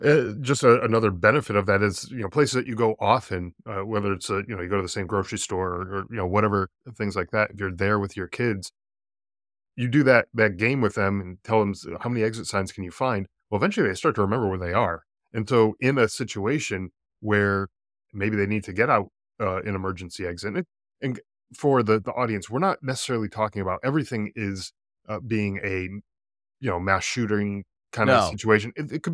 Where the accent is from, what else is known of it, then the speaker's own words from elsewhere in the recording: East Coast, United States; now in Arizona, United States; You know, it's interesting because I'm originally from the East Coast, moved out to Arizona here where I am